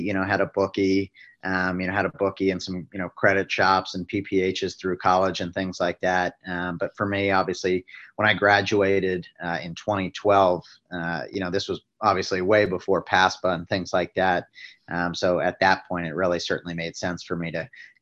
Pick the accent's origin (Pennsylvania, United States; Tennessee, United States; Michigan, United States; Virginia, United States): Virginia, United States; Northern; moved away; I grew up back east in Northern Virginia